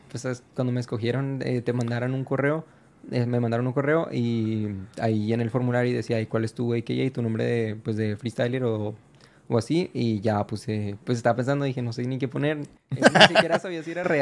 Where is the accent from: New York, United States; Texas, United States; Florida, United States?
Texas, United States; El Paso; born there; yo nací allá en, en El Paso, Texas y pues sí es mi